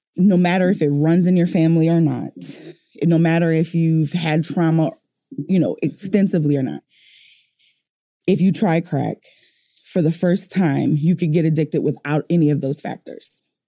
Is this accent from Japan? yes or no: no; New Orleans, Louisiana, United States; moved away; I'm from New Orleans